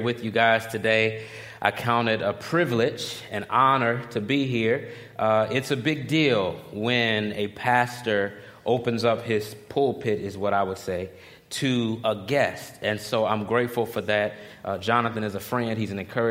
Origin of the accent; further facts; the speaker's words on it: Chicago, Illinois, United States; moved away as an adult; now in Philadelphia, United States; I'm originally from Chicago